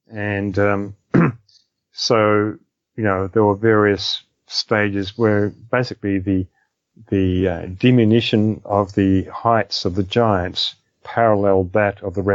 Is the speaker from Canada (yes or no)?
no; Australia; in Australia, for instance, which is my home country